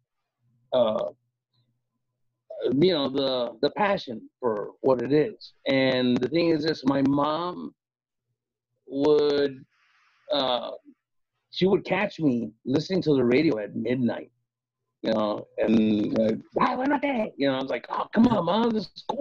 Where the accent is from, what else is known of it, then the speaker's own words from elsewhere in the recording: Gary, Indiana, United States; moved away; I grew up in Gary.